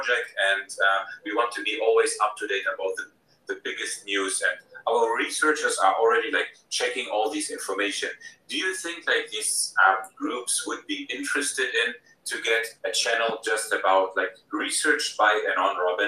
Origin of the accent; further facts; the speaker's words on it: Germany; I'm from Germany